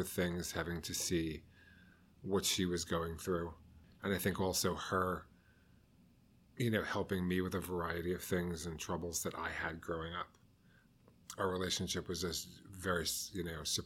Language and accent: English; Westchester County, New York, United States; moved away as an adult; now in New York City, United States; Originally, I'm from Westchester County. But I've been a New York City resident for, 25 years now